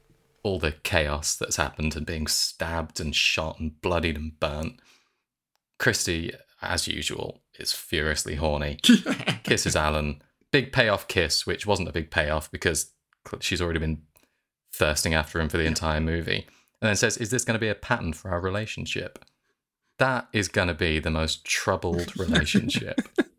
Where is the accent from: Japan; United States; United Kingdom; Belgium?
United Kingdom; Birmingham, West Midlands; I'm from Birmingham, so I'm allowed to say it.